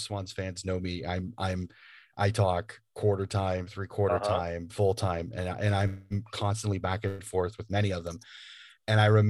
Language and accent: English; United States; I'm an American